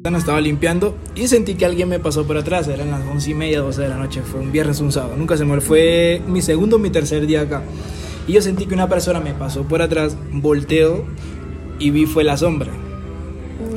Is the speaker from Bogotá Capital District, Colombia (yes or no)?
yes; Bogotá, Bogotá Capital District, Colombia; crear una identidad como bogotanos